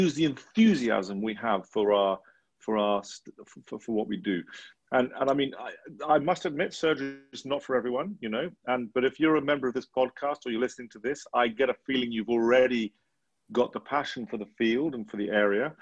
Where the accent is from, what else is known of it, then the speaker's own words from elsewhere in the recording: England, United Kingdom; as an English person, in England, you know, we live in a very, very privileged environment